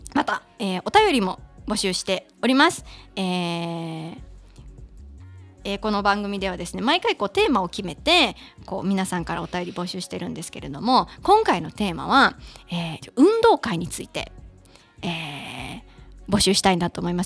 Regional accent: Kansai, Mie, Japan; accent: Kansai dialect (Mie dialect); 家族とかと喋る時は、こう、関西弁になって

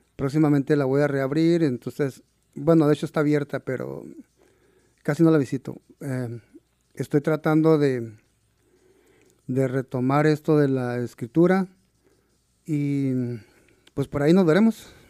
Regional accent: San Diego de Alcalá, Chihuahua, Mexico; now in Seattle, United States; Yo nací en un pequeño pueblo que se llama San Diego de Alcalá. Es en el municipio de Aldama, Chihuahua.

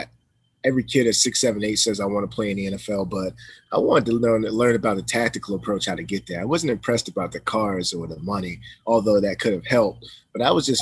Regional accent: Amityville, New York, United States; I'm from Amityville

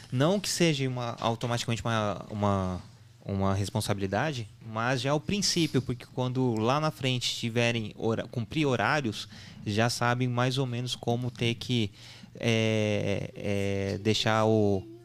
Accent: São Sebastião, São Paulo, Brazil; Tanto que a gente é de São Sebastião e eles nasceram em São José dos Campos, justamente para ter uh, uma estrutura compatível se precisasse.

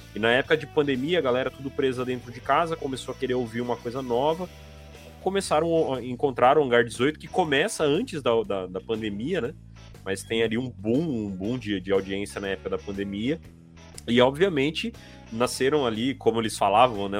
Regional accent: interior of São Paulo, Brazil; eu sou também do interior de São Paulo

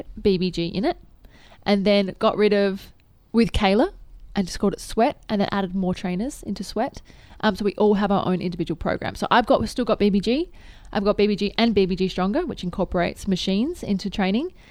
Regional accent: Adelaide, South Australia, Australia; I grew up in Adelaide

